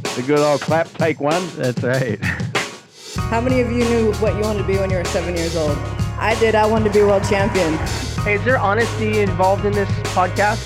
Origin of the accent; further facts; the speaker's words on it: Orange County, California, United States; I grew up in Orange County